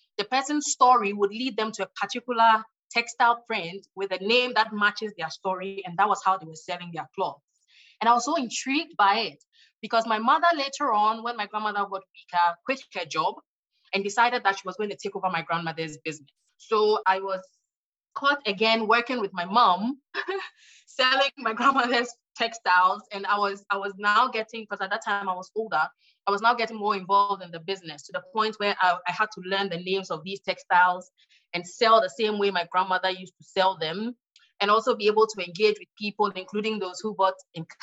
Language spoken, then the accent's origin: English; Ghana; my home country, Ghana